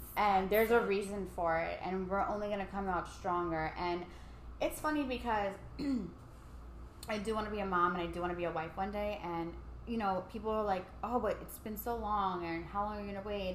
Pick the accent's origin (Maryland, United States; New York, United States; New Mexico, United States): New York, United States; New York City; growing up in Staten Island